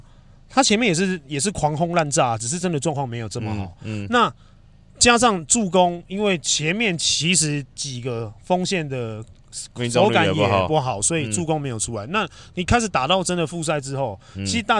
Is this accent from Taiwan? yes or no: yes; Taiwan; 我们我们台湾人民